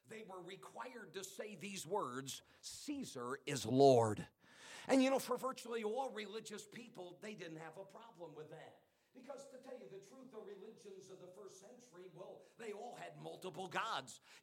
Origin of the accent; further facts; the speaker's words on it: Northeast, United States; Where I grew up in the Northeast, well, it was Roman Catholicism